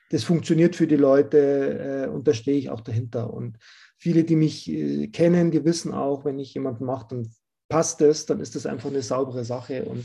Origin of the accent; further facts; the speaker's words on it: Rosenheim, Bavaria, Germany; Da haben wir das erste Event in, in Rosenheim gemacht, in meiner Heimatstadt